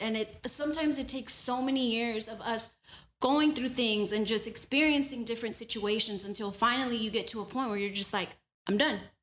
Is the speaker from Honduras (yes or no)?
yes; Honduras; I'm from Honduras and we use a lot of platanos